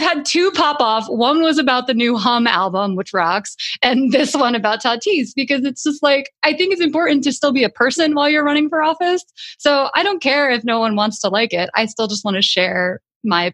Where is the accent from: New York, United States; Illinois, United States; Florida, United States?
New York, United States; I grew up in New York